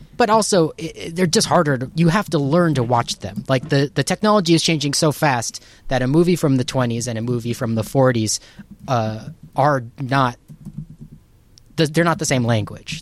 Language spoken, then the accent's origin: English; Southern California, United States; I was born and raised in Southern California in the nineties